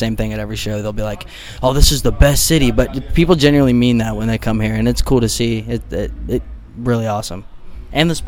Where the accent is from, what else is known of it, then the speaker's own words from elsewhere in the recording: Milford, Ohio, United States; I'm from Cincinnati. I'm more of like the, you go a little bit farther, Claremont County, around like Milford area